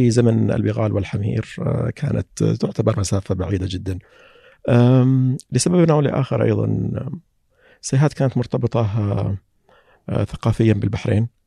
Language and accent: Arabic; Qatif, Eastern Province, Saudi Arabia; اذا كان اللي يسال من الداخل فلا انا والله مسيحات اما اذا كان من برا لا والله انا من القطيف